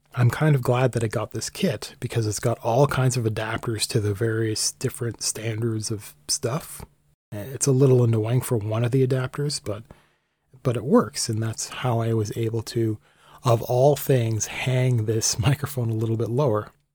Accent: Canada; I'm Canadian

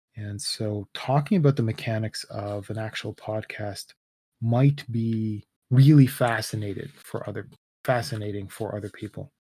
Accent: Canada; I'm Canadian

